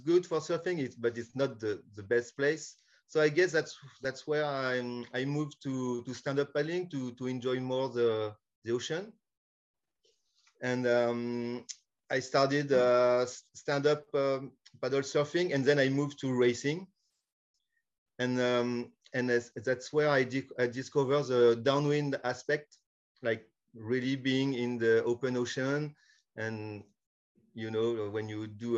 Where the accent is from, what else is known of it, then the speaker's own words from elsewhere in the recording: France; also born or lived in California, United States / northwest France; I'm from France, but I lived in California for a couple of years